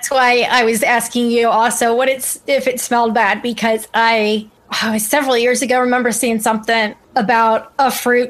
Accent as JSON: {"language": "English", "region": "Ohio", "country": "United States", "tie": "born or raised there", "said": "I grew up in Ohio."}